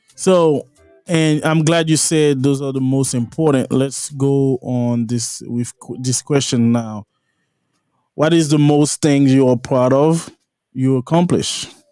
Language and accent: English; La Plaine, Haiti; moved away; I'm from La Plaine